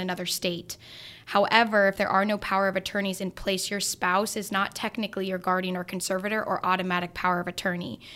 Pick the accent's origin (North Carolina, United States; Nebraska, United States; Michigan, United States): Nebraska, United States; Grand Island; now in Lincoln, United States; I'm from Grand Island